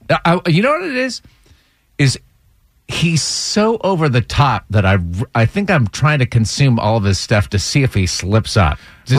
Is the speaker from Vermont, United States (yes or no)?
yes; Vermont, United States; moved away; I was born and raised in Vermont